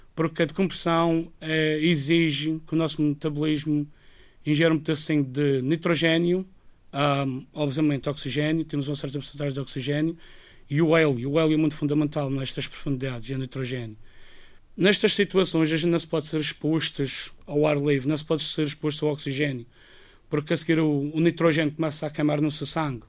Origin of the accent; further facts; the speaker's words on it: Madeira, Portugal; moved away as an adult; now in Guernsey; não é a minha terra, eu sempre gostei de estar aqui